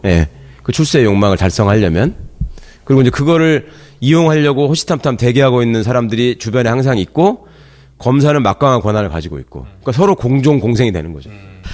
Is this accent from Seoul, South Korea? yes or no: no; Jeonju, North Jeolla, South Korea; moved away; 제 고향이 고향이 전주인데